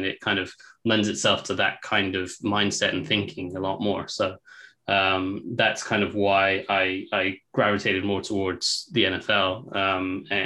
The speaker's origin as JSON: {"language": "English", "region": "England", "country": "United Kingdom", "tie": "born or raised there", "also_born_or_lived": "United States", "accent": "English", "said": "I'm English, so I'm born in England. So I did spend 5 years in the States when I was a kid"}